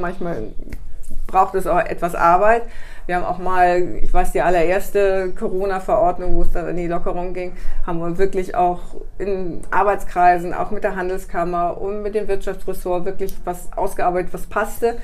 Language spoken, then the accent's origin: German; Karlsruhe, Baden-Württemberg, Germany; now in Bremen, Germany; mein Geburtsort ist Karlsruhe. Ich bin tatsächlich gebürtig ein Südlicht bin aber schon seit über 40 Jahren hier im Norden